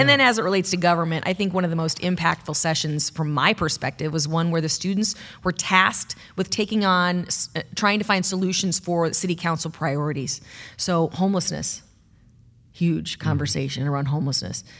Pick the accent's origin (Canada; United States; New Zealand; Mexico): United States; Bettendorf, Iowa; now in Cedar Rapids, United States; When I was a kid growing up in Bettendorf, I, I always thought of this as the big city